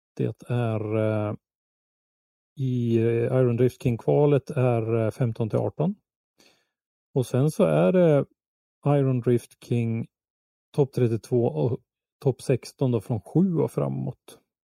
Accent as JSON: {"language": "Swedish", "country": "Sweden"}